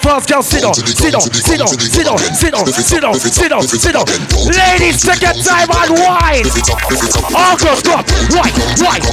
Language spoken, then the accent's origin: English; Jamaica; I'm a Jamaican